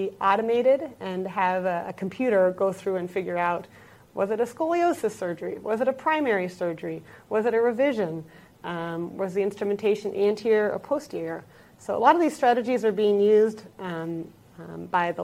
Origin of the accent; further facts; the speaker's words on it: Seattle, Washington, United States; moved away as an adult; now in Minnesota, United States; I am originally from Seattle, Washington, but I've been in Minnesota